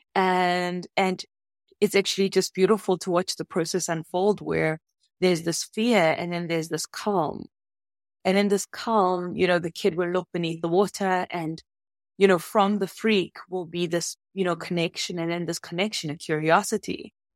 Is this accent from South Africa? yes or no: yes; Soweto, Gauteng, South Africa; now in Cape Town, South Africa; I grew up in Soweto, so I didn't grow up in any place that was ocean facing.